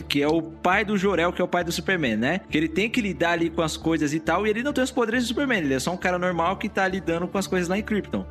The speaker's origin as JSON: {"language": "Portuguese", "region": "São Paulo", "country": "Brazil", "said": "eu sou paulista"}